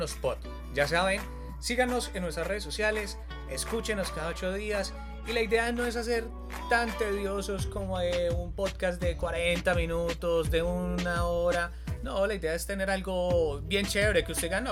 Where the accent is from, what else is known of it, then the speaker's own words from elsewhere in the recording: Manizales, Caldas, Colombia; accent: paisa; moved away as an adult; now in Cali, Colombia; soy de Manizales, llevo aproximadamente 10 años acá en la hermosa sucursal del cielo aquí en el Valle del Cauca en Cali